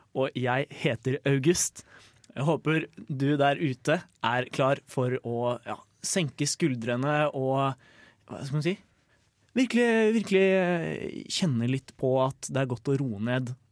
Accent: Lillehammer, Innlandet, Norway; now in Trondheim, Norway; jeg kommer jo fra Lillehammer

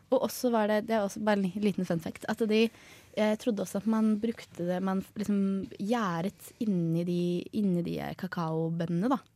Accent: Oslo, Norway; now in Trondheim, Norway; Jeg kommer jo fra Oslo.

